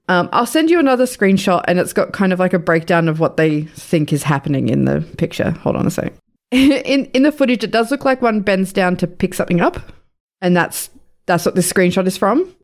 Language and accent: English; Sydney, New South Wales, Australia; moved away; I grew up in Western Sydney. I grew up not far from there